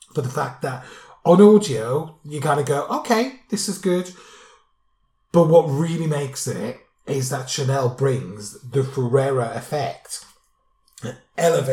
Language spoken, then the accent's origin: English; United Kingdom